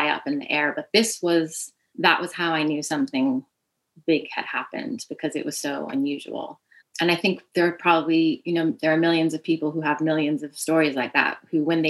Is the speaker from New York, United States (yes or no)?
yes; New York City, New York, United States; I'm from Staten Island, it's a tribute to my hometown as well.